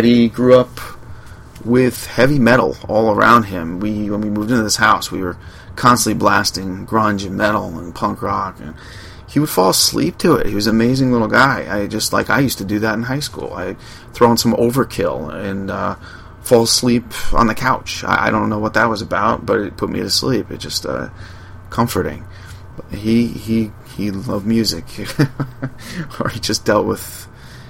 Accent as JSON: {"language": "English", "area": "Long Island", "region": "New York", "country": "United States", "tie": "born or raised there", "said": "I'm from Long Island. Grew up with beaches"}